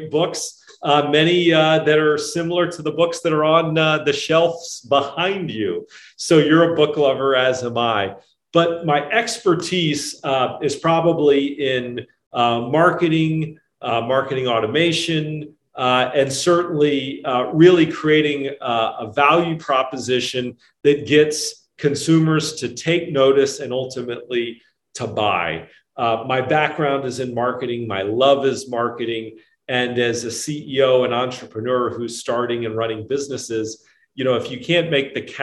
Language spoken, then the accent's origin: English; Orlando, Florida, United States; when I was a kid growing up in Orlando, Florida